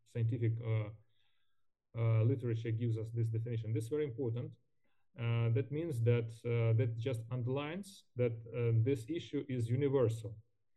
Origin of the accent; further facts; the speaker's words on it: Ukraine; English is a second language; our country, by our people